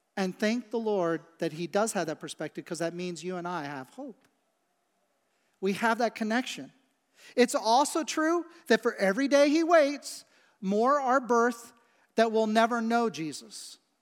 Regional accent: Midwest, United States; also born or lived in West Shore area, Cumberland County, Pennsylvania; now in Lancaster County, United States; I grew up in the Midwest

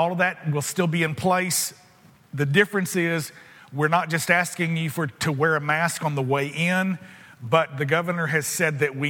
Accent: United States; I'm an American

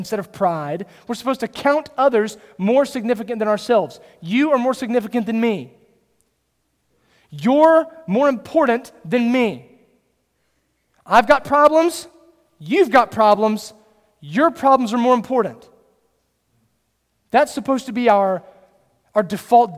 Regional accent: Kernersville, North Carolina, United States; I grew up in Kernersville.

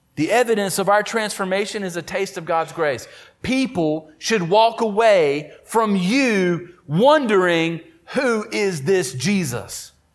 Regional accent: Oakboro, North Carolina, United States; do ministry in Oakboro, my hometown. Went to the high school across the street

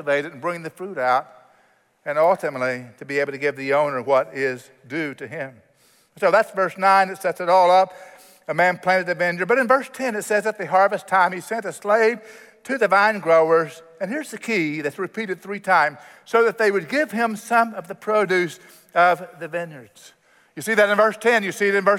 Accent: Oklahoma, United States; I grew up in Oklahoma, and Oklahoma has a lot of agriculture

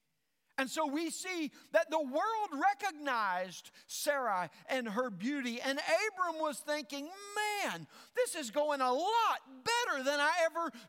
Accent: Arkansas, United States; I'm from Arkansas

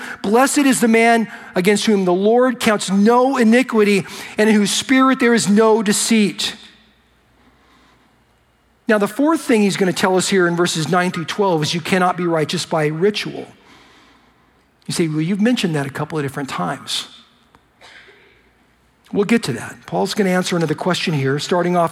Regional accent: United States; I'm an American

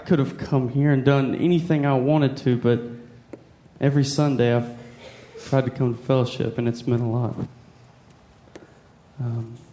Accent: Texas, United States; moved away as an adult; now in Nashville, United States; I'm from Texas as well

